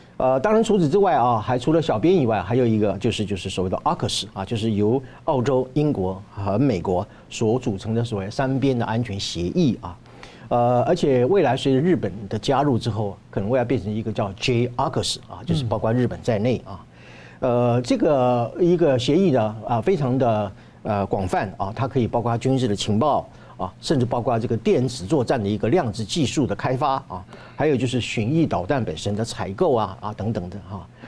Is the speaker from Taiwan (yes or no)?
yes; Taiwan; 我们台湾人应该要怎么样如何看待自己的台湾